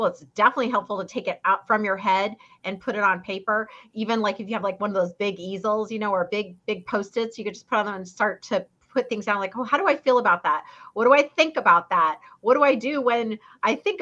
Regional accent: Fairbanks, Alaska, United States; now in Orange County, California, United States; I grew up in Fairbanks, Alaska, a little far away from here, Orange County, California

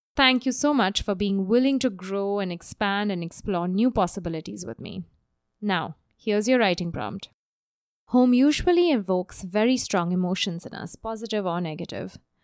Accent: Mumbai, Maharashtra, India; moved away; the monsoon rages in my hometown of Bombay

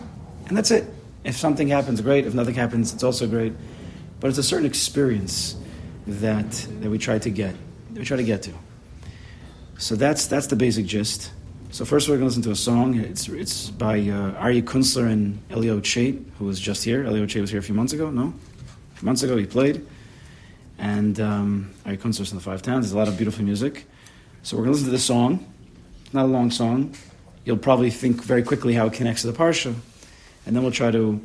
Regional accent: West Hempstead, New York, United States; I grew up in West Hempstead

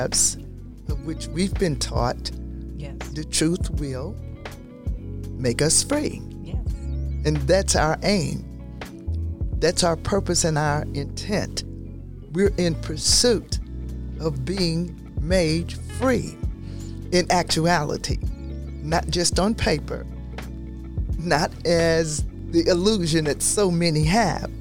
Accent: the South, United States; I grew up in the South under Jim Crow law

